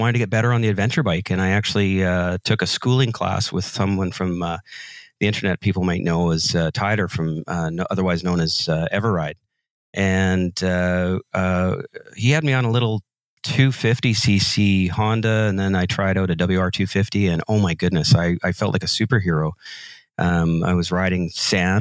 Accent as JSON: {"language": "English", "town": "North Vancouver", "region": "British Columbia", "country": "Canada", "said": "I'm from North Vancouver, British Columbia, Canada"}